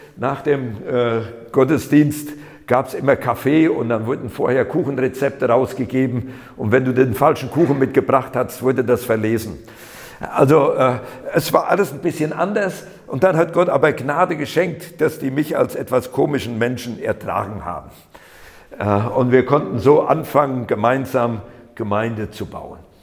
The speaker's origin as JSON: {"language": "German", "area": "Siegerland", "region": "North Rhine-Westphalia", "country": "Germany", "tie": "born or raised there", "moved": "as an adult", "lives_now": "Berlin, Germany", "said": "Ich bin im Siegerland geboren, nur weil da einige so meine Sprachmarke noch so mitkriegen."}